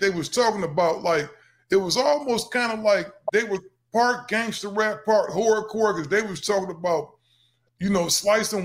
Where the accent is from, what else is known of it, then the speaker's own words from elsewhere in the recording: Cleveland, Ohio, United States; now in California, United States; I'm originally from Cleveland, but I've been out in California since 87